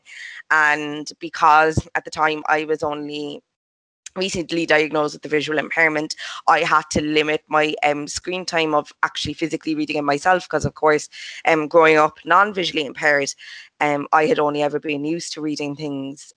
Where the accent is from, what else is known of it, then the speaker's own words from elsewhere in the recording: Cork, Munster, Ireland; moved away as an adult; now in Dublin, Ireland; I'm from Cork originally, from just outside the city centre. So I'm 100% a Cork native, but I've only recently moved off to Dublin